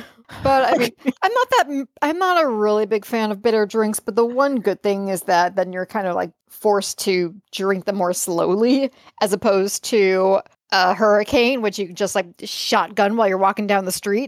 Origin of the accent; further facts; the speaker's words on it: Chicago, Illinois, United States; accent: Chicago; my Chicago accent